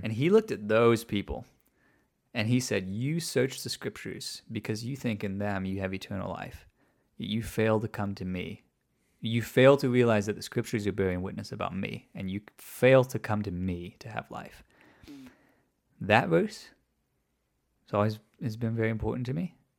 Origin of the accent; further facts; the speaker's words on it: outside of Chicago, Illinois, United States; I was raised outside of Chicago